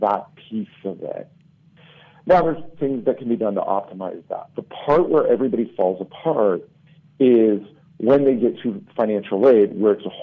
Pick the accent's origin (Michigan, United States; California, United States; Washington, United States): California, United States; Southern; I grew up in Southern California